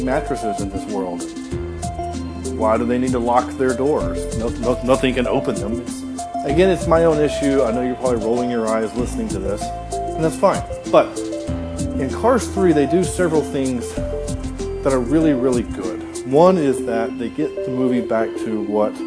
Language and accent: English; the South, United States; I am from the South